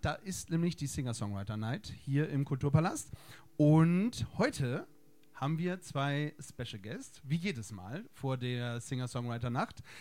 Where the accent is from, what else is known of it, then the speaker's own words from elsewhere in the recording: Bremen, Germany; moved away; also born or lived in Berlin; ich komme aus Bremen